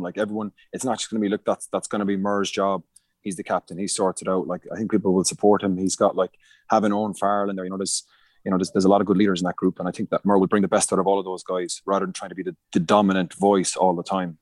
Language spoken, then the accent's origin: English; Munster, Ireland; moved away as an adult; I grew up in Munster